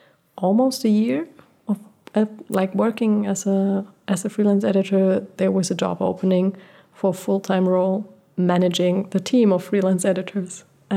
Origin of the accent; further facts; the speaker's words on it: Portugal; Like, I was born in Portugal, and I lived my first 6 years without electricity and running water.